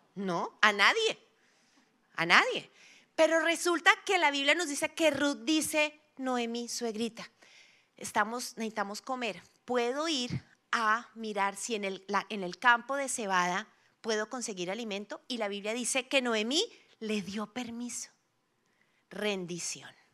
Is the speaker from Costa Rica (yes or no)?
no; Bogotá, Colombia; como rolos tenemos